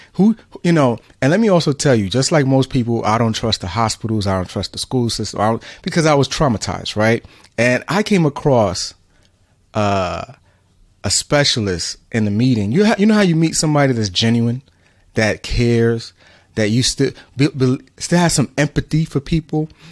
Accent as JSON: {"language": "English", "town": "New York City", "region": "New York", "country": "United States", "tie": "born or raised there", "said": "my parents are immigrants from Central America, Honduras, um, I was born in New York City"}